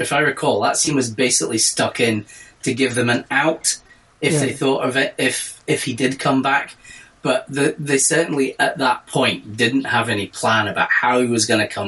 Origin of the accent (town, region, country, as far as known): Scotland, United Kingdom